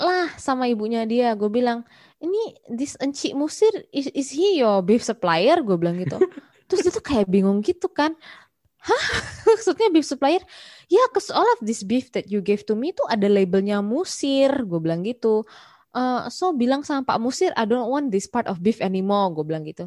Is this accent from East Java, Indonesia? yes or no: yes; Malang, East Java, Indonesia; now in Malaysia; gue lahir di Malang